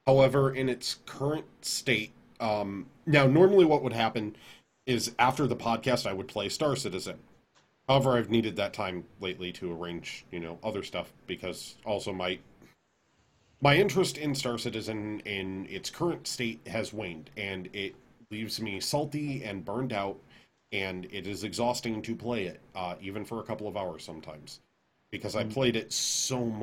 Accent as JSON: {"language": "English", "country": "United States", "said": "I'm American and I'm a loudmouth American"}